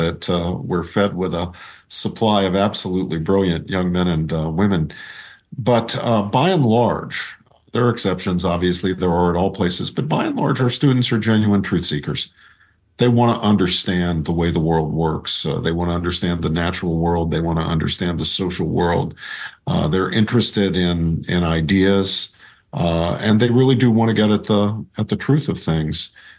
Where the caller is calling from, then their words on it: Princeton, New Jersey, United States; I'm zooming in from my home in Princeton, New Jersey.